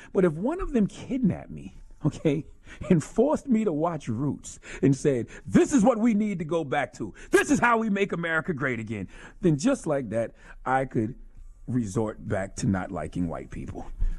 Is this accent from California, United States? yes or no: no; Mounts Corner, South Carolina, United States; also born or lived in Charleston; in my birthplace of Charleston, South Carolina, or my hometown of Mounts Corner